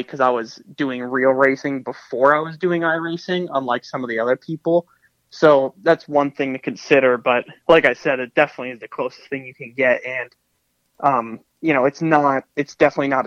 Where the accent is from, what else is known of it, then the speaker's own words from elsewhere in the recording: Connecticut, United States; now in North Carolina, United States; I'm from Connecticut